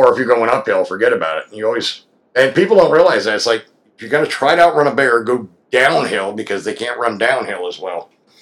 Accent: Pennsylvania, United States; now in Georgia, United States; where I grew up in Pennsylvania, we had black bears and brown bears.

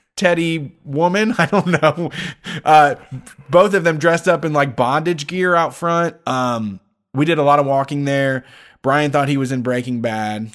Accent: Ohio, United States

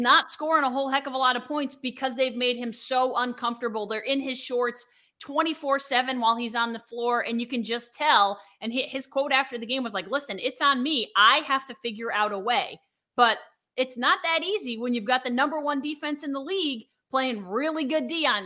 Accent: United States; I am an American

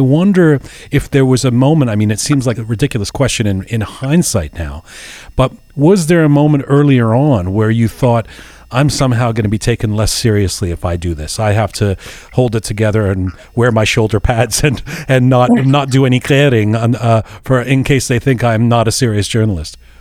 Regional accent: Canada

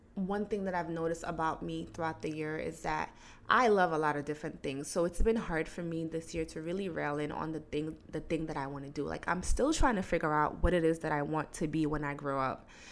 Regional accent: Guinea; moved away; I was born in Guinea. I went to school in Guinea.

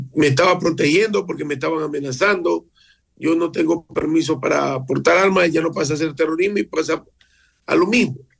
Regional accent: Esmeraldas, Ecuador; nací en Esmeraldas

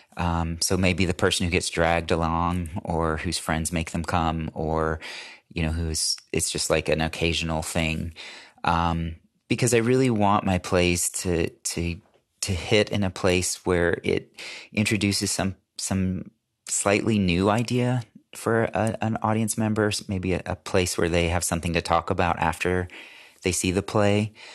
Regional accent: United States; as American

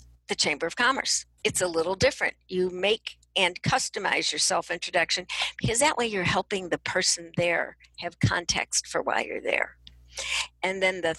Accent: Chicago, Illinois, United States; I'm from Chicago

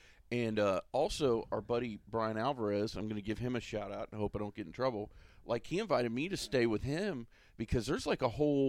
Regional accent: Florida, United States; I know I'm from Florida. I'm a Florida boy, so I might be partial.

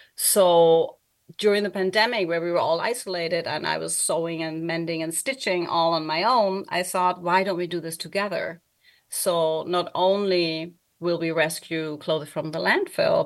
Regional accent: Germany; English is a second language; moved away; I also don't live in Germany where I was born and grew up

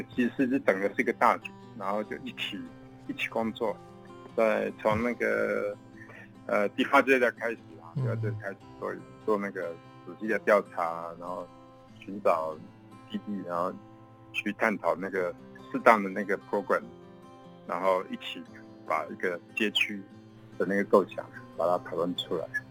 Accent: Xinzhuang, New Taipei, Taiwan; 我家，家里是在新北，新庄

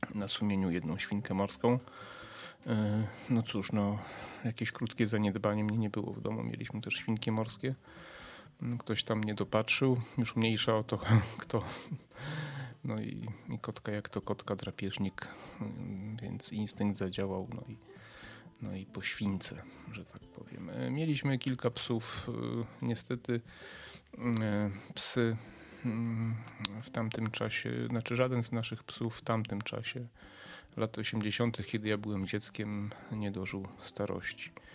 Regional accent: a village near Przemyśl, Subcarpathian Voivodeship, Poland; urodziłem się w mieście, ale to powiedzmy wychowałem się na wsi podprzemyskiej.

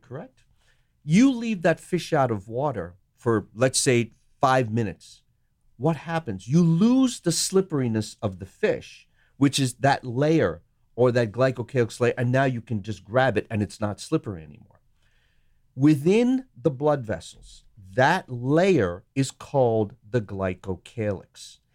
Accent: Sri Lanka; moved away; I was born in Sri Lanka

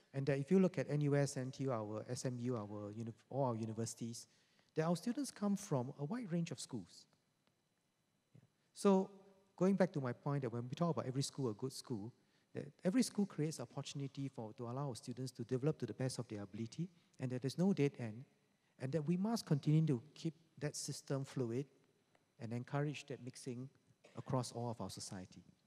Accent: Singapore; us together as Singaporeans

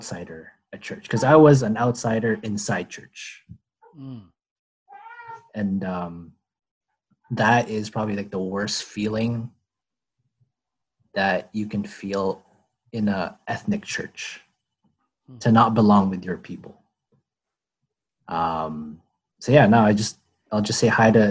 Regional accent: Philippines; English is a second language; now in Toronto, Canada; I came from the Philippines. I was a fob, fresh off the boat, spoke broken English

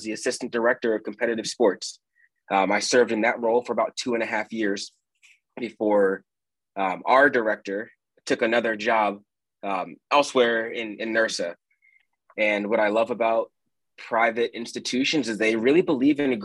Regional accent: suburb of Philadelphia, Pennsylvania, United States; moved away as an adult; also born or lived in Wyoming / Nebraska; now in Omaha, United States; a suburb right outside of Philadelphia

